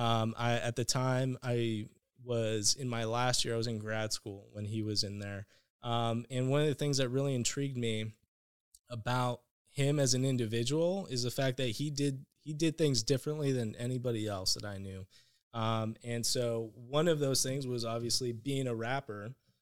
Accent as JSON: {"language": "English", "country": "United States", "tie": "born or raised there", "said": "Like when in growing up in Mexican households, if you go to therapy, people think you're crazy."}